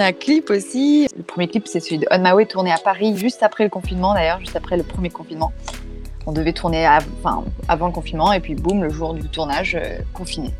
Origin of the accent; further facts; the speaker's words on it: Réunion; moved away; je suis rentrée chez moi à La Réunion pour pouvoir justement profiter un petit peu de, mes proches, faire un retour aux sources